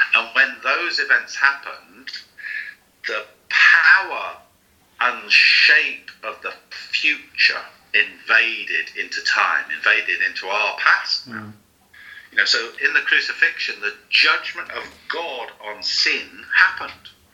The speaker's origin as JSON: {"language": "English", "region": "London", "country": "United Kingdom", "tie": "born or raised there", "moved": "as an adult", "lives_now": "Newcastle, United Kingdom", "said": "I was born in London. I moved to Newcastle in 1977."}